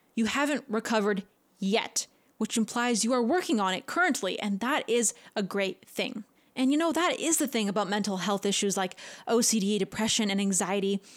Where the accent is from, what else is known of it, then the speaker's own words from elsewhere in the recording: Canada; I'm a Canadian